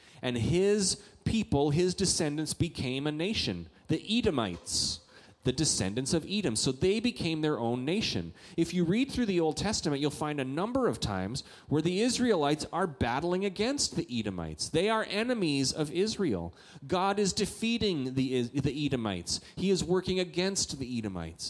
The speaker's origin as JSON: {"language": "English", "country": "Canada", "moved": "yes", "said": "I'm a Canadian"}